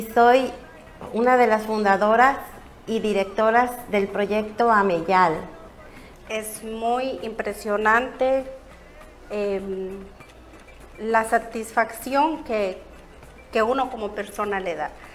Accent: San Felipe del Progreso, State of Mexico, Mexico; moved away as an adult; now in South Florida, United States; municipio de San Felipe del Progreso, Estado de México. Em, llegué aquí en el sur de la Florida hace 22 años

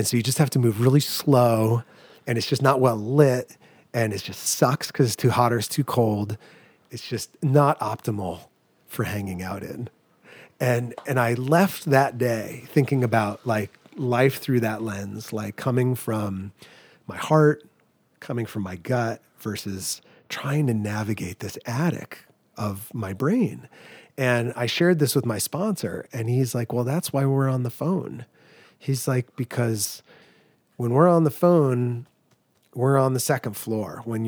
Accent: New England, United States; Because I grew up in New England, so like two-story colonial with an attic.

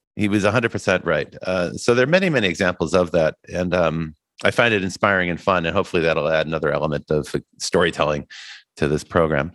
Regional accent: Midwest, United States; as a boy growing up in the Midwest

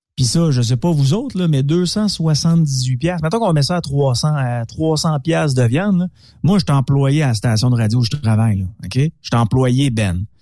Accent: Quebec, Canada; en tant que Québécois

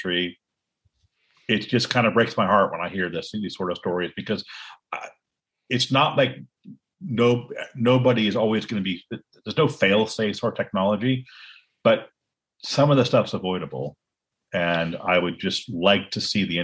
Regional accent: Cupertino, California, United States; I grew up in Silicon Valley.

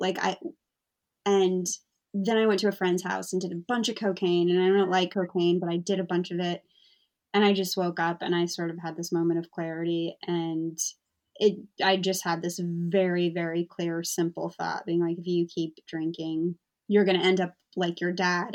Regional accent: United States; moved away as an adult; also born or lived in London area, England; now in London, United Kingdom; I'm American

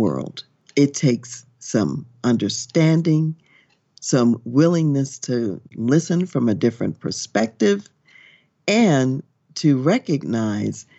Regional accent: United States

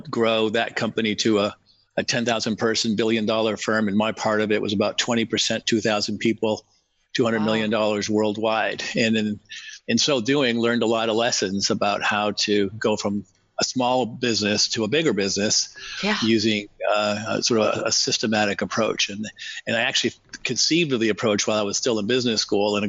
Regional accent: New England, just outside of Boston, Massachusetts, United States; I grew up in New England, just outside of Boston, in a large family

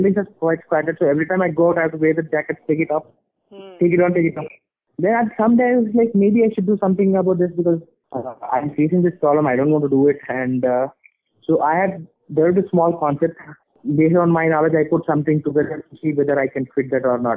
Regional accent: India; also born or lived in Boston; now in Hyderabad, India; being an Indian

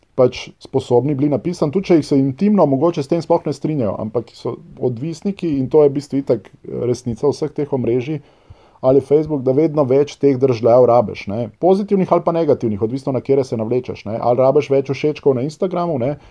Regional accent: Ljubljana, Slovenia; first language Serbo-Croatian; Slovenian is a second language; jaz sem iz Ljubljana

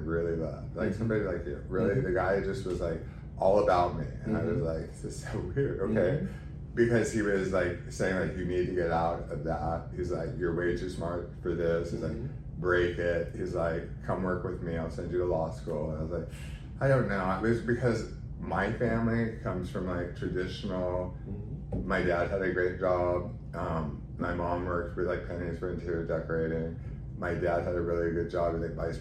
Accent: Fullerton, California, United States; I was born in Orange County, Fullerton. My whole family is from Pittsburgh. So I was a late in life baby that ended up when my parents relocated here to Southern California. Grew up in Orange County

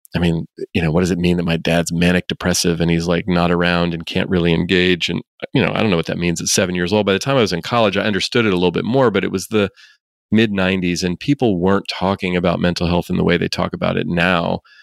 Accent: Oakland, California, United States; I actually grew up here in the Bay Area where I still live. I grew up in Oakland

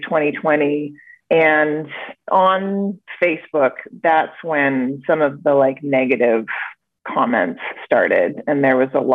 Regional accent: Vancouver, British Columbia, Canada; I hail from Vancouver, BC, Canada.

